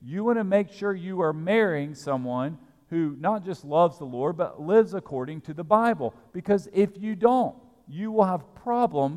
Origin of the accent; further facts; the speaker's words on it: Alabama, United States; now in Lexington, United States; I grew up in Alabama